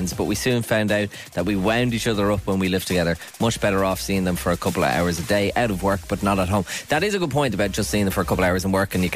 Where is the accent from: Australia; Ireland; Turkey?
Ireland; Dublin, Leinster; I'm from Rathmines